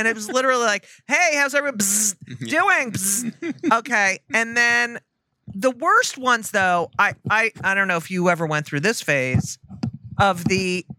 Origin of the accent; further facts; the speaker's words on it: New Jersey, United States; I'm from New Jersey.